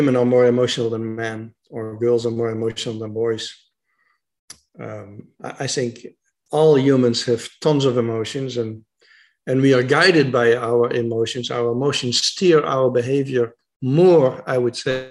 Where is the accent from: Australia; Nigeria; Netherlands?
Netherlands; I'm from the Netherlands, of Dutch men